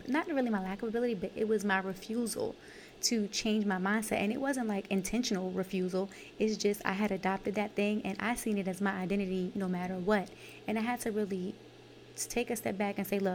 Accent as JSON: {"language": "English", "town": "New York City", "region": "New York", "country": "United States", "said": "I'm from Brooklyn, New York, Canarsie, East New York, Brookline Projects."}